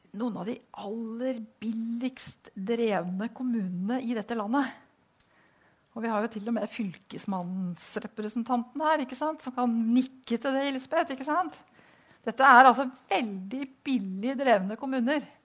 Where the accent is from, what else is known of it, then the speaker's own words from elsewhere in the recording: Vang, Innlandet, Norway; moved away; jeg kommer fra Vang, som ble slått sammen med Hamar.